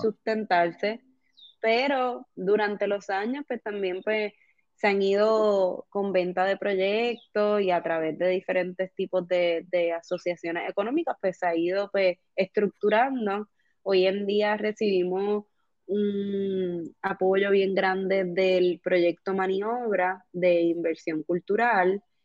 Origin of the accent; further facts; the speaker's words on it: Puerto Rico; como puertorriqueños